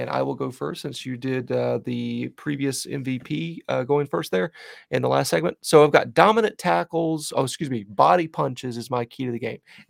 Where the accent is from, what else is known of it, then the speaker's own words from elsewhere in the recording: the South, United States; as a Southerner